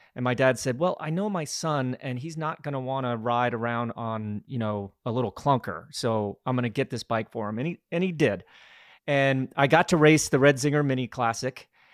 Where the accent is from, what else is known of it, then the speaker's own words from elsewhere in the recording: Glenwood Springs, Colorado, United States; I was just a kid growing up in Glenwood Springs, Colorado